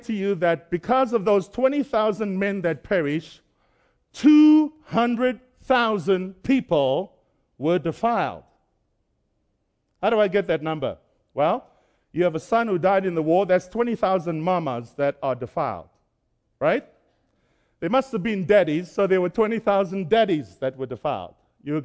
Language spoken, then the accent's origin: English; Cape Town, Western Cape, South Africa; moved away; I was born and raised in Cape Town, South Africa.